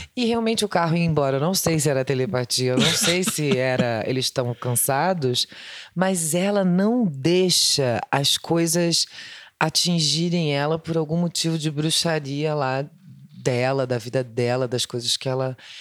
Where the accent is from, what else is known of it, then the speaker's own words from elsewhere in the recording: Rio de Janeiro, Brazil; eu sou do Rio